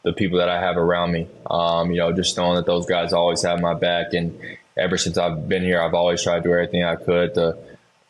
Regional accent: Charlotte, North Carolina, United States; I grew up in Charlotte, North Carolina

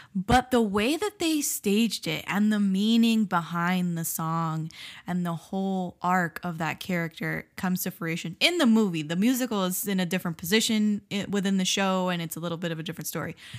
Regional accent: South Florida, United States; first language Spanish; English is a second language; I grew up in South Florida.

